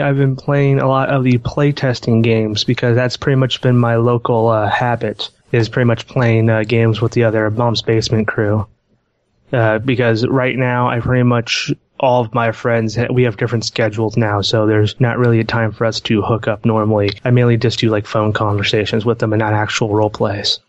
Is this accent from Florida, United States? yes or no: no; Portland, Oregon, United States; I am from Portland, Oregon